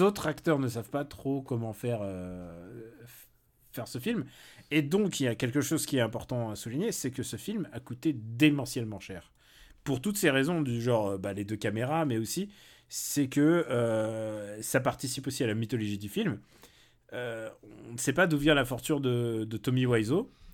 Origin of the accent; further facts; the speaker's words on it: France; qui fait qu'on est français